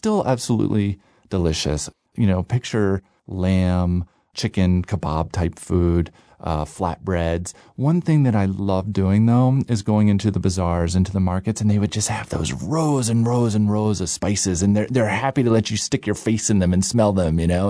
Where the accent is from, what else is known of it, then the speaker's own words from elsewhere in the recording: United States; I'm, you know, I'm American